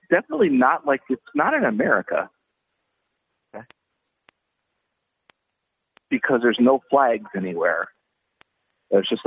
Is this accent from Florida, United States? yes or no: no; Minnesota, United States; we're all from Minnesota